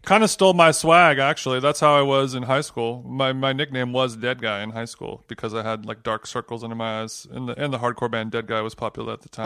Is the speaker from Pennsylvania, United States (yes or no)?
no; Orange County, California, United States; When I was growing up in Orange County